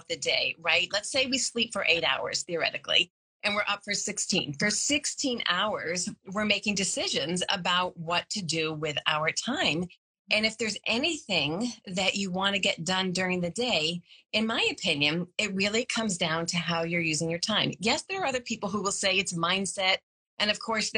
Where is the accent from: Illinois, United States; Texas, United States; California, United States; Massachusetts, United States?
Massachusetts, United States; Boston; I'm from the Boston area